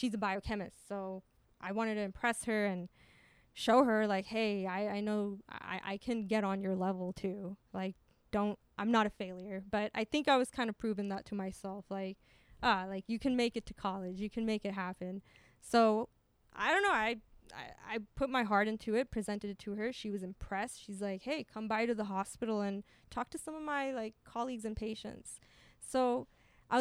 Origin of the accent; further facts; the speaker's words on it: Pasadena, California, United States; my hometown, Pasadena